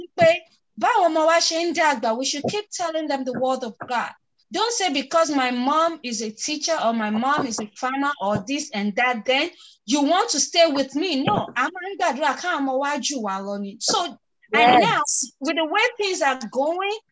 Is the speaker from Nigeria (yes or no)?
yes; Nigeria; I am from a Nigerian typical home. I understand my parents did not tell me what and what and what and why.